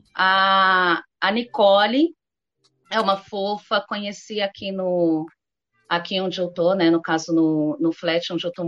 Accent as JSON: {"language": "Portuguese", "region": "São Paulo", "country": "Brazil", "said": "eu sou de São Paulo capital, eu estou aqui na região dos Jardins"}